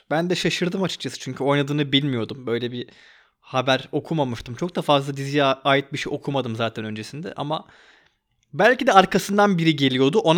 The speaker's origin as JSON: {"language": "Turkish", "country": "Turkey", "said": "Bu dizide de bence bir Türk olarak görmek, iyi oyunculuğunu görmek"}